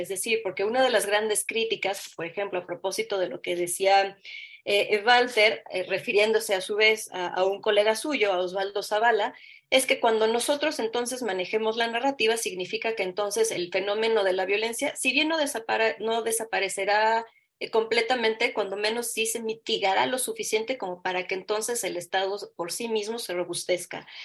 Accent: Mexico; nosotros como, como mexicanos

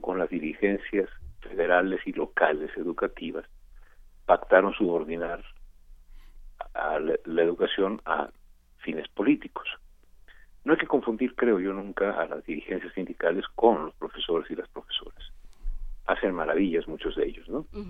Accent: Mexico; como buen mexicano que tiene ya más de 50 años

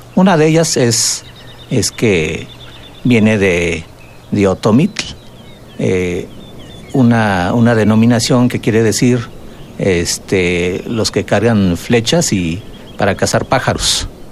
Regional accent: Valle del Mezquital, Hidalgo, Mexico; El término ñañú, que nos autodenominamos los que hablamos esta lengua en la zona, en la región del Valle del Mezquital Hidalgo

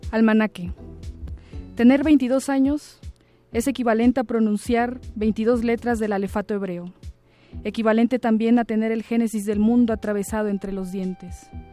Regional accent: Tuxtla Chico, Chiapas, Mexico; now in Mexico City, Mexico; yo soy de un municipio llamado Tuxla Chico, que está muy al sur de la República, está en Chiapas, muy cerca de, de Tapachula

